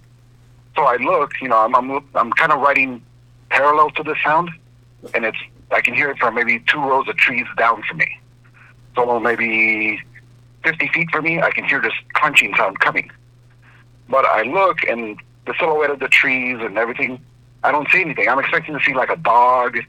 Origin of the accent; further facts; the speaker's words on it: Southern California, United States; I grew up here in Southern California, 10 acres of avocado